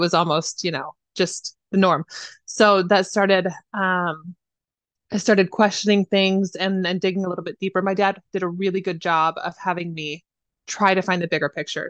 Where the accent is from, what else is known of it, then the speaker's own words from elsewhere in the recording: Idaho, United States; I was raised in Idaho